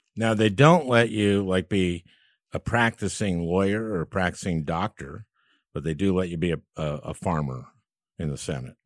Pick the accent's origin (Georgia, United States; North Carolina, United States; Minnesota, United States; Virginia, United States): Minnesota, United States; St. Louis Park; I, um, grew up in Saint Louis Park, Minnesota, which is a suburb